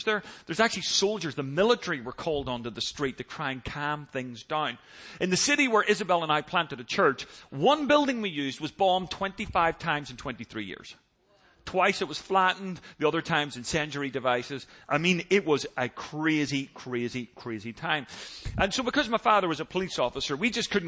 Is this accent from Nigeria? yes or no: no; Northern Ireland, United Kingdom; now in United States; Growing up in Northern Ireland